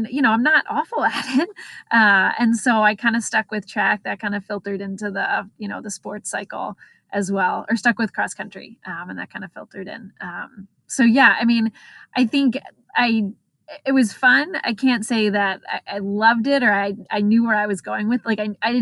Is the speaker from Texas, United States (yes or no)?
no; Exton, Pennsylvania, United States; also born or lived in Baltimore, Maryland; now in Ohio, United States; I grew up in the suburbs of Philadelphia. Exton, PA, a small town